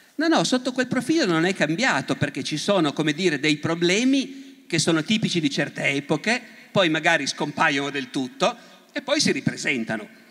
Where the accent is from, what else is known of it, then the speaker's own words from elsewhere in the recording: Turin, Piedmont, Italy; Io sono profondamente torinese, profondamente piemontese e profondamente italiano